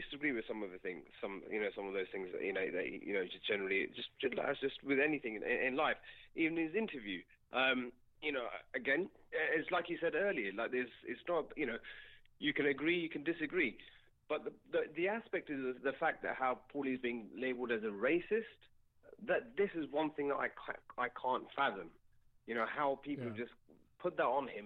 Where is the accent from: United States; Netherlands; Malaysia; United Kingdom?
United Kingdom; I'm British, but my grandparents come from Pakistan